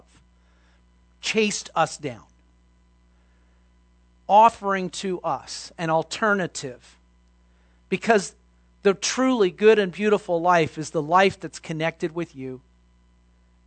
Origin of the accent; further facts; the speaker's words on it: Los Angeles, California, United States; I grew up in Los Angeles